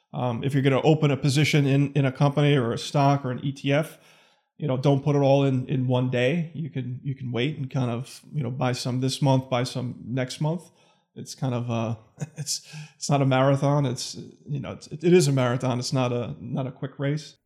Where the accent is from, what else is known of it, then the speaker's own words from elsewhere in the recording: New York City, New York, United States; moved away as an adult; also born or lived in Manhattan; now in Connecticut, United States; I grew up in Staten Island